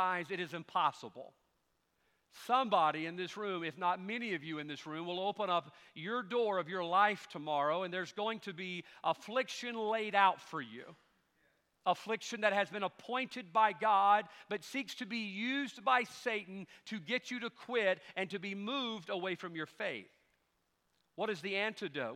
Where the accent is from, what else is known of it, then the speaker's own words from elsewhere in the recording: United States; That's how we grew up in America